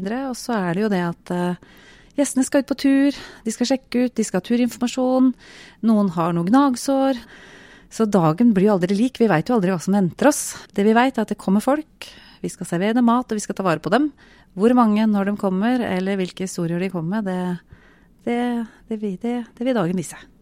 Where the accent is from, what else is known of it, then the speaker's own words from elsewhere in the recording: Buskerud, Norway; Eh, jeg kom jo ikke fra Telemark. Jeg kom fra Buskerud